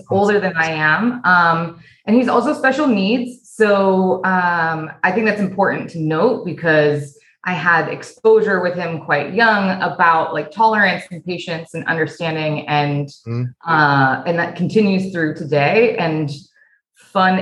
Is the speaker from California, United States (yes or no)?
yes; Laguna Beach, California, United States; I'm originally from Laguna Beach, California, Southern California